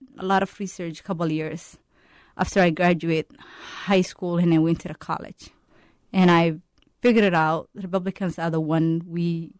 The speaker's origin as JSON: {"language": "English", "country": "Somalia", "moved": "yes", "lives_now": "Minneapolis, United States", "said": "I'm a mother of five kids, and I came from Somalia. I've been living in the United States for 15 years."}